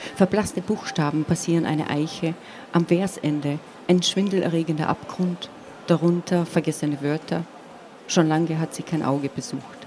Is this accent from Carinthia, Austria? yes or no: yes; Eisenkappel, Carinthia, Austria; first language Slovene; German is a second language; moved away; also born or lived in United States; ich bin zweisprachig aufgewachsen, wobei ich auch sagen müsste, zu den Zeiten, als ich geboren wurde, war eigentlich die, dieses Tal, wo ich geboren wurde, im Prinzip slowenisch